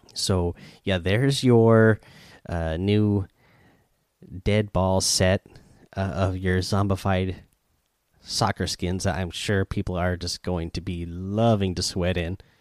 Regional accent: near Eugene, Oregon, United States; now in Seattle, United States; I live in Seattle, but I grew up in Oregon, not too far from Eugene.

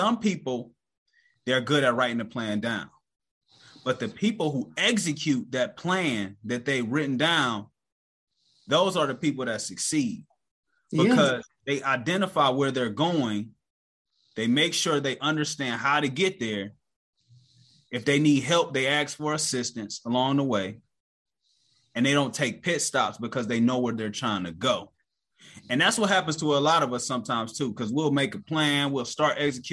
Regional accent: Cleveland, Ohio, United States; I'm from Cleveland, Ohio

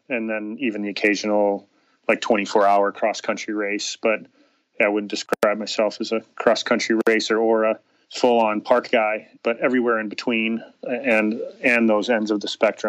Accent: Chicago, Illinois, United States; moved away as an adult; now in Tempe, United States; I grew up in Chicago

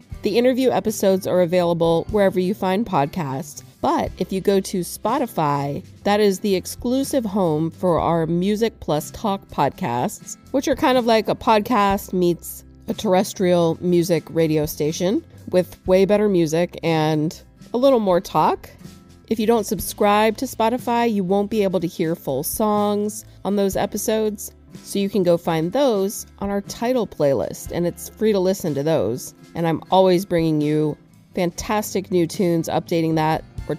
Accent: Florida, United States; He came from Michigan, I came from Florida, and we have both found that this is truly a magic city.

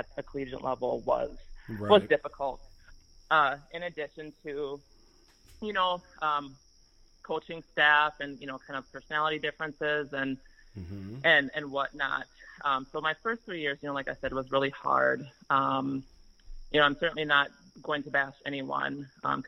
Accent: Minnesota, United States; we're both from Minnesota and we both played AAU, so we actually played against one another a few times in high school

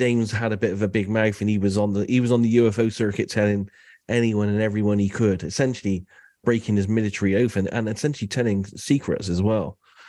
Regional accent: United Kingdom; So I'm …. I'm from the UK. I live in a city called Bath, which is a Roman city.

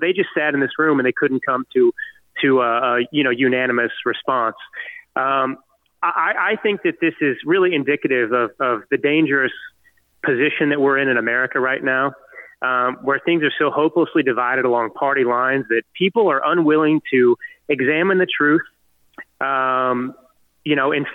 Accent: United States; us freedom-loving Americans

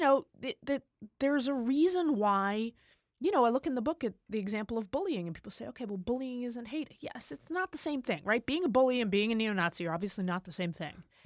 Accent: United States; as an American

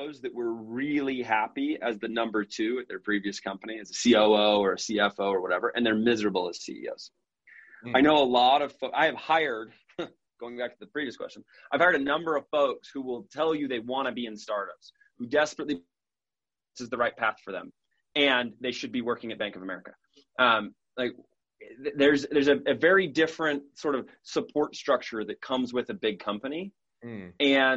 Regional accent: Independence, Missouri, United States; moved away; I grew up in Independence, Missouri

